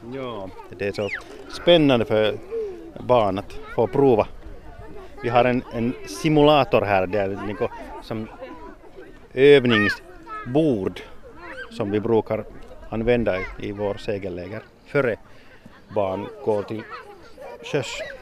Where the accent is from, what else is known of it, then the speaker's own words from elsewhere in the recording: Sipoo, Uusimaa, Finland; Jag kommer från Sibbo